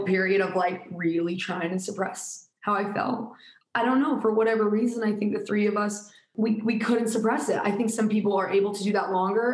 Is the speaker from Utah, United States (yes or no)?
yes; Utah, United States; we're from Utah